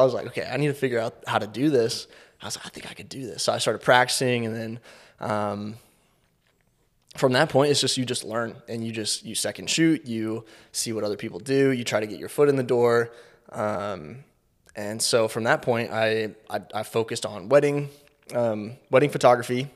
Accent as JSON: {"language": "English", "town": "Kansas City", "region": "Missouri", "country": "United States", "tie": "born or raised there", "said": "I grew up in Kansas City, born and raised here"}